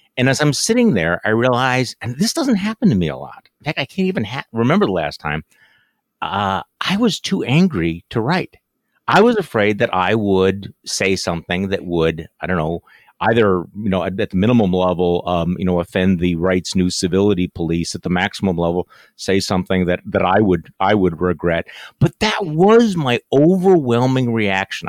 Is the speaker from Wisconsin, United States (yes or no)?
yes; Wisconsin, United States; Wisconsinites in my home state